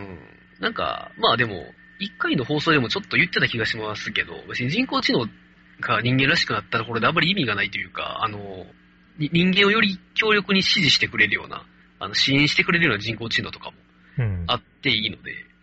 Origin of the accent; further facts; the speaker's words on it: Kansai, Japan; accent: Kansai dialect